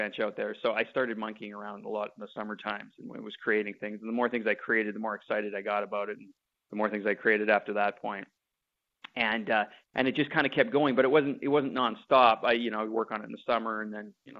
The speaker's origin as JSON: {"language": "English", "town": "Winnipeg", "region": "Manitoba", "country": "Canada", "tie": "born or raised there", "said": "I grew up in Winnipeg"}